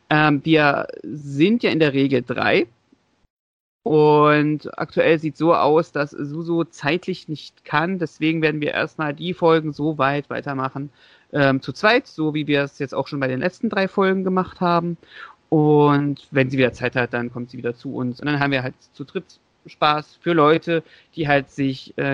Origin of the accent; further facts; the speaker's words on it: Leipzig, Saxony, Germany; born there; also ich als ich als gebürtiger Leipziger